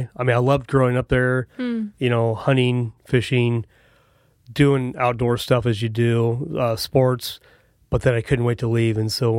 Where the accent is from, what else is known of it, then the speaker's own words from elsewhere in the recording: Prineville, Oregon, United States; moved away; I grew up in the big city of Prineville, Oregon.